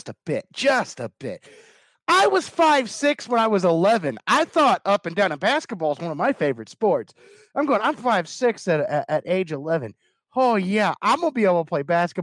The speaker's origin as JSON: {"language": "English", "region": "Kentucky", "country": "United States", "said": "I'm from Kentucky."}